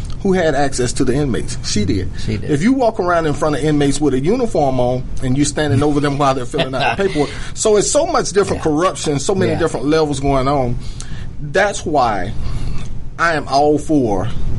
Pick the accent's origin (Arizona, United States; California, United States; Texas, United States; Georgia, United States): Georgia, United States; DeKalb County; I'm born and raised in DeKalb.